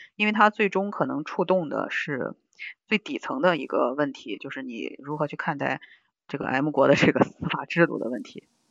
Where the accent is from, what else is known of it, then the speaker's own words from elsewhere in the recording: China; 我是中国人，我骄傲